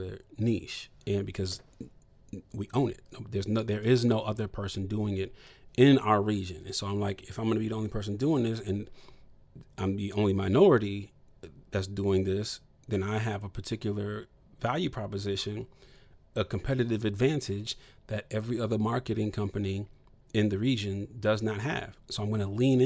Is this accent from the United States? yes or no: yes; Toledo, Ohio, United States; I'm from Toledo, Ohio